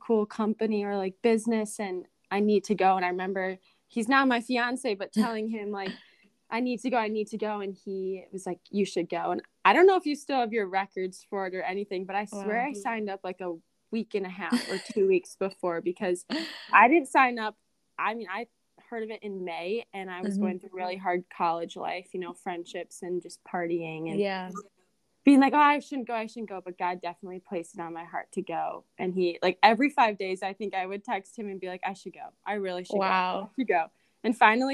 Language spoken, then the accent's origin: English; Wisconsin, United States; also born or lived in Minnesota; I was coming from the Midwest, from Wisconsin, not knowing anyone